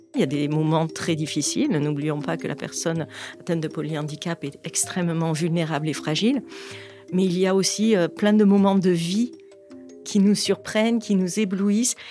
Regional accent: Provence-Alpes-Côte d'Azur, France; Chez nous, en Provence

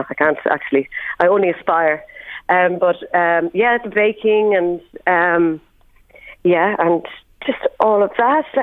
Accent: Dundalk, County Louth, Ireland; Well, growing up, uh, growing up, well, I used to do like

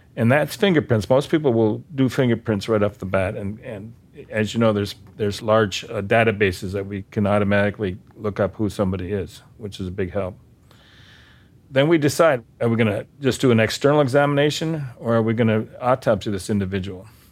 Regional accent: Bismarck, North Dakota, United States; moved away as an adult; also born or lived in San Diego; I come from Bismarck

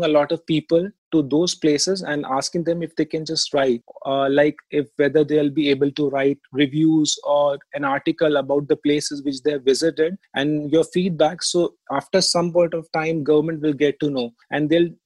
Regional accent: Delhi, India; also born or lived in Jodhpur; I born and brought up in Delhi, and especially in Old Delhi

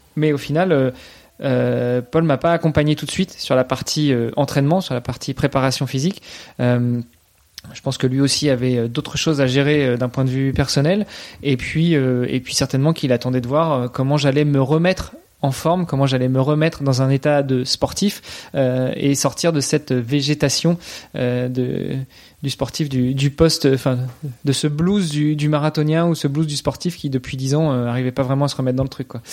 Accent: Normandy, France; moved away as an adult; also born or lived in Luxembourg; je suis franco-italien, donc euh, j'ai grandi en Normandie, ma maman est normande, mon papa est, italien

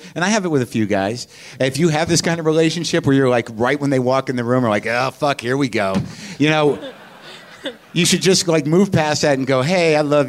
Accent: United States; because I'm American and arrogant, and I just didn't know about it

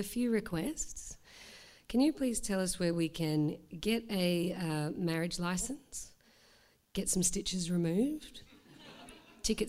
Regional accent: Australia; now in Melbourne, Australia; I'm Australian

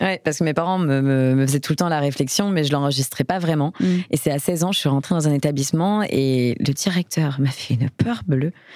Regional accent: Paris, Île-de-France, France; lorsqu'on est parisien, enfin, moi, c'est mon cas

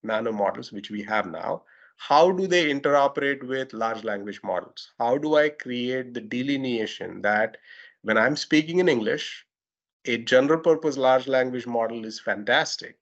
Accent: India; accent: Indian; Indian accent, my accent

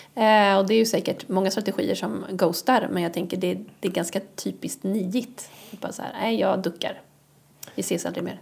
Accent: Bohuslän, Västra Götaland, Sweden; Jag är från Bohuslän.

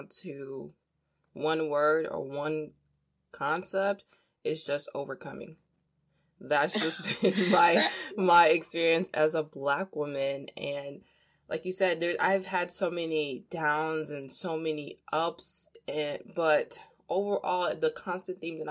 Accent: DR Congo; moved away; I'm from the Democratic Republic of Congo, not to be confused with the Republic of Congo across the street. I'm from DRC

